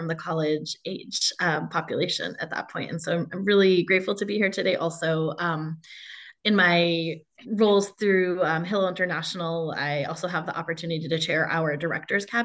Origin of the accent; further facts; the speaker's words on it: Framingham, Massachusetts, United States; moved away as an adult; also born or lived in Atlanta, Georgia / St. Louis, Missouri / New York; now in Arizona, United States; grew up in a Boston suburb, Framingham, Massachusetts